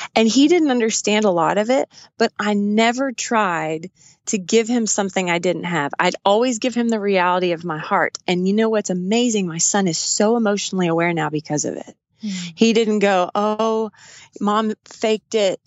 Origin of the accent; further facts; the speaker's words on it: West Texas, United States; We grew up in West Texas